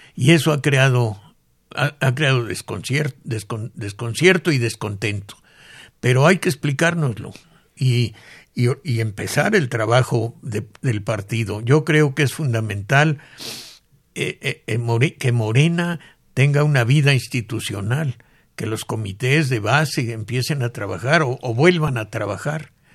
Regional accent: Mexico; muchos mexicanos hemos

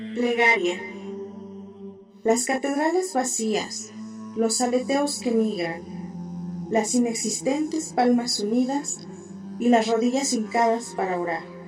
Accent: Cuernavaca, Morelos, Mexico; Soy originaria de Cuernavaca, Morelos, y tengo 27 años.

